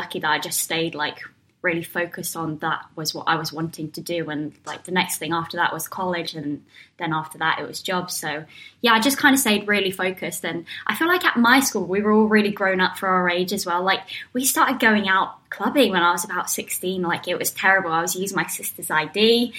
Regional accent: South East England, United Kingdom; So, but yeah, I'm from Surrey.

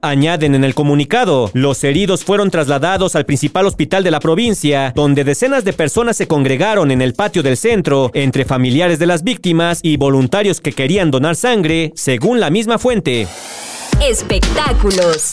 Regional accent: Cotija, Michoacán, Mexico; aquí en mi pueblo

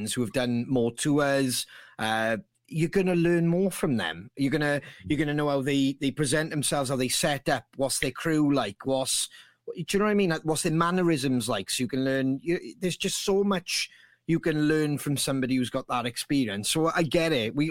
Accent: Bridgend, Wales, United Kingdom; we're from Bridgend. So we were leaving Bridgend, going over the bridge

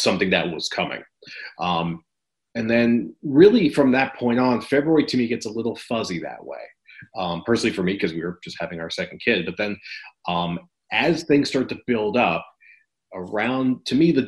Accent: Teaneck, New Jersey, United States; moved away; I grew up in Teaneck, New Jersey

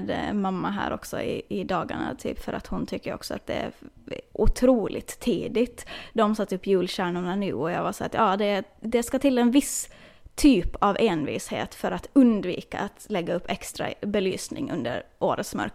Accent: Åland, Finland; jag vet att hemma på Åland så finns det väl också kanske någon så här julklapps

